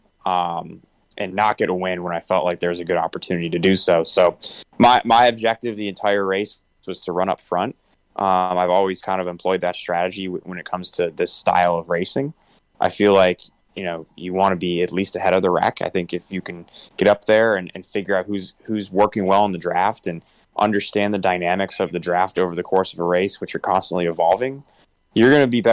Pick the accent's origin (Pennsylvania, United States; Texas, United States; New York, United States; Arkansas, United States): New York, United States; Syracuse; growing up in Syracuse, New York